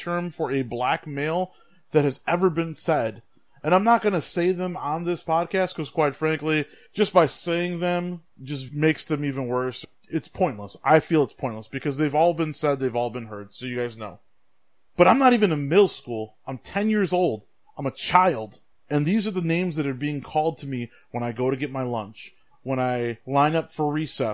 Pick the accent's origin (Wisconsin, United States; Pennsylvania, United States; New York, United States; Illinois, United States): Wisconsin, United States; West Bend; also born or lived in Milwaukee, Wisconsin; I was born in Milwaukee on the east side. And when I was less than a year, we moved out of the city. We moved to West Bend. From pretty much 1 year old, 84, to 2001, I grew up in a predominantly white